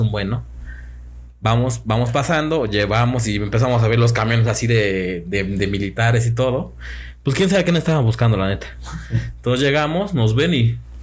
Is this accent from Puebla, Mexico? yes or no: yes; Puebla, Mexico; Éramos dos, amigos también de Puebla